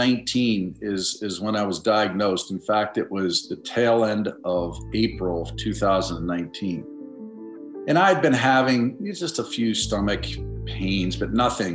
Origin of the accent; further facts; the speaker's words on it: Pittsburgh, Pennsylvania, United States; moved away as an adult; now in Cincinnati, United States; I am 59 years old. I am from, born and raised in Pittsburgh, Pennsylvania, and lived there the first 23 years of my life. I currently live in Cincinnati, Ohio, where I've lived for the last 23 years.